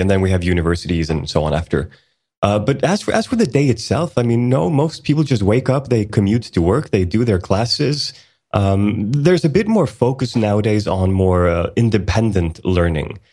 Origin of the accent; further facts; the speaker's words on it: Sweden; also born or lived in Iceland; I was born in Iceland back in nineteen eighty, and, uh, the entire family moved to Sweden in nineteen eighty-four. So I've been in Sweden for most of my life